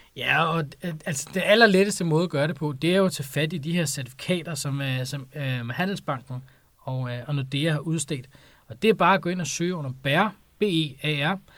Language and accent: Danish; Denmark